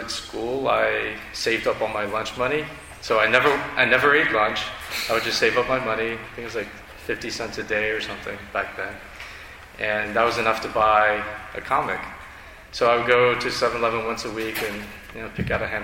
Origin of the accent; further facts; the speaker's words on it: Northern Virginia, United States; I grew up in Northern Virginia